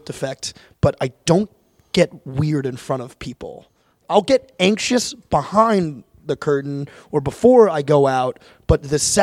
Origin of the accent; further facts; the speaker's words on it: Long Island, New York, United States; I grew up in Long Island, New York